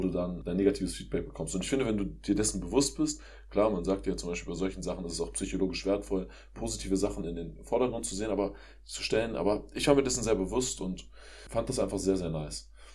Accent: Germany; als Deutscher

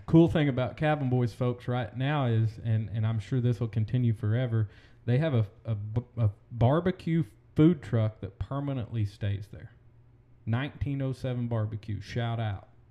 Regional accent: Collinsville, Oklahoma, United States; I am from Collinsville, Oklahoma, born and raised

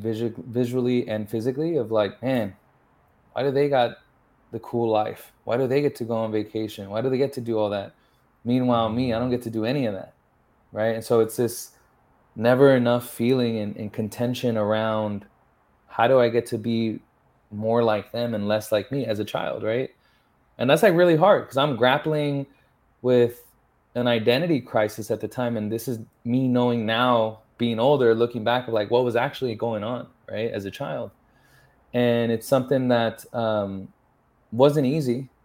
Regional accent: San Antonio, Texas, United States; first language English; also born or lived in Los Angeles / Austin; I grew up in San Antonio, all around the city, basically. So San Antonio streets made me and raised me

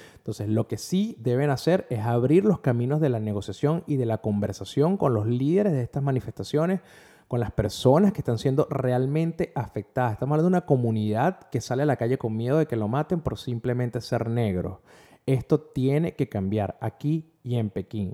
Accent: Venezuela; como venezolano

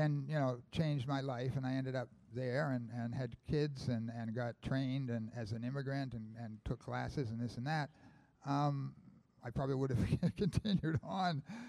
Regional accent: Falmouth, Maine, United States; I was growing up in Falmouth.

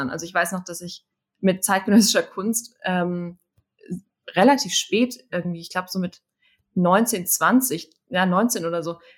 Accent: Münster, North Rhine-Westphalia, Germany; ich bin ähm, bin in Münster aufgewachsen

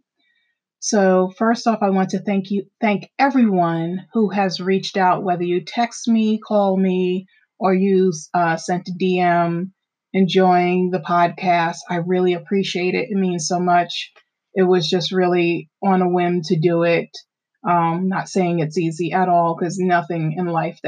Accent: Amityville, New York, United States; where I grew up in Amityville

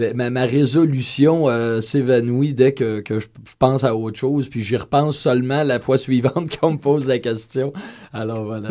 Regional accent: Quebec, Canada; accent: Québécois; mon accent québécois

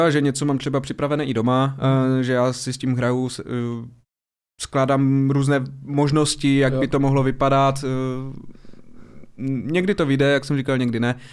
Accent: Ostrava, Moravian-Silesian Region, Czechia; Jakoby nejčastěji samozřejmě tím, že jsem z Ostravy, tak v Ostravě tady mám odehrané snad všechny kluby až na dva kluby.

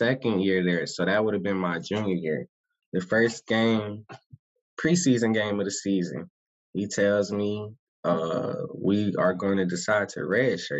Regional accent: Atlanta, Georgia, United States; moved away as an adult; also born or lived in Orlando, Florida / Los Angeles, California; I was born, raised in Atlanta

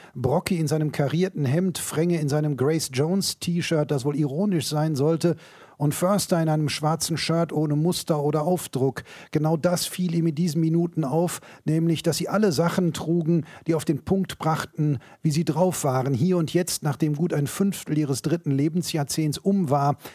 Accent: Bochum, North Rhine-Westphalia, Germany; Ich bin da nie äh, rausgekommen

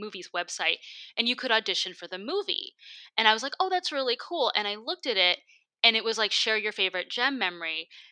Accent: Michigan, United States; now in Los Angeles, United States; back in my home state

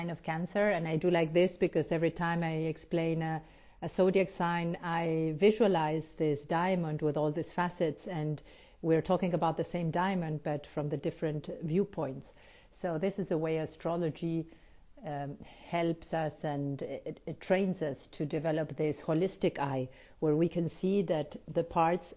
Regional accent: Argentina; moved away; also born or lived in United States / Switzerland; I was born in Argentina, but lived quite a few years, about 8 years in the United States, and then almost 9 years in Switzerland before I came back home

